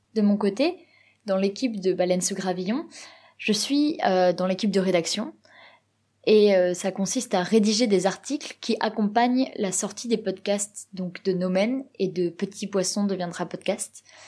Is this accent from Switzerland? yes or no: no; Provence-Alpes-Côte d'Azur, France; moved away as an adult; now in Norway; je suis originaire du sud-est de la France, plus exactement de Provence